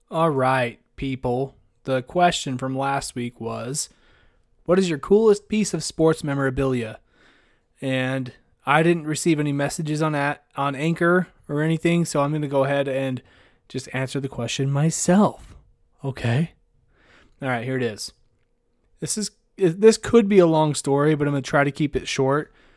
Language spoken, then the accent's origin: English; Idaho, United States; I grew up in, in Idaho and I went to school in Idaho